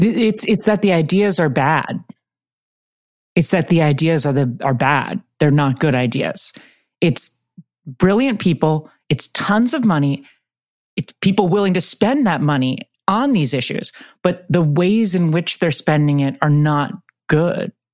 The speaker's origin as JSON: {"language": "English", "town": "San Francisco", "region": "California", "country": "United States", "tie": "born or raised there", "said": "I grew up in San Francisco"}